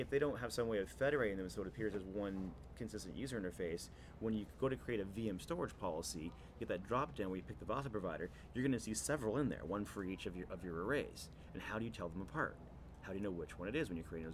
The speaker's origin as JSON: {"language": "English", "country": "Canada", "said": "me being Canadian"}